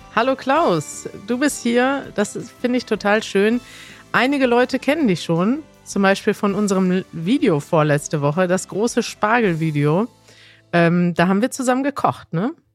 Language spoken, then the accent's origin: German; Münster, North Rhine-Westphalia, Germany; du lebst in der Stadt, aus der ich komme